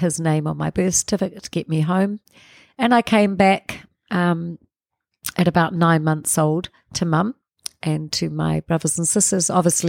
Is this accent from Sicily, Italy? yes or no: yes; Cefalù, Sicily, Italy; born there; I was born in Sicily in a place called Cefalù.